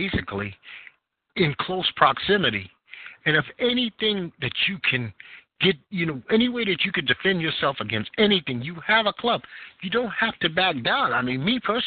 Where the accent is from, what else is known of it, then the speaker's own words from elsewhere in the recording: New York City, New York, United States; being a New Yorker